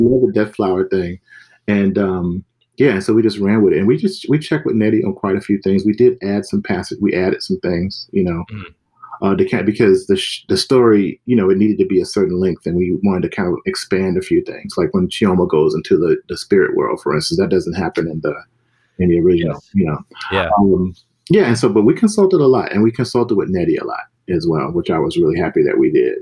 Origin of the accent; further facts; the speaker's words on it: Mississippi, United States; I'm from the South, myself, yeah. from Mississippi